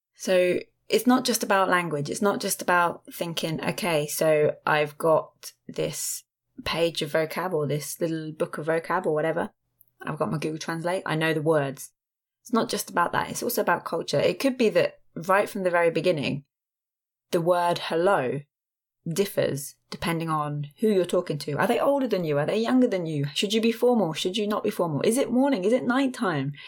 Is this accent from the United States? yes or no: no; England, United Kingdom; I'm from England